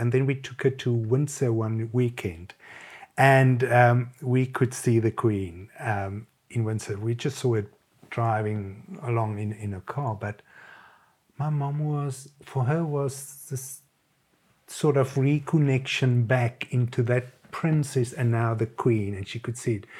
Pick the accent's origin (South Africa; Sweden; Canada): South Africa; moved away as an adult; now in London, United Kingdom; the British were always part of who we were in South Africa